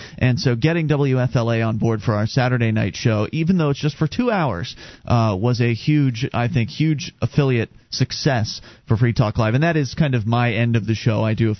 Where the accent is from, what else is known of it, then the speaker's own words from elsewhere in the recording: Sarasota, Florida, United States; moved away; We come from Sarasota, Florida.